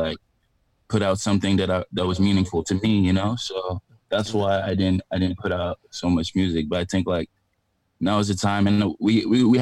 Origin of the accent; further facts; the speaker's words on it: Montreal, Quebec, Canada; moved away as an adult; also born or lived in Abidjan, Ivory Coast; now in Toronto, Canada; I was born in Abidjan and I grew up in Montreal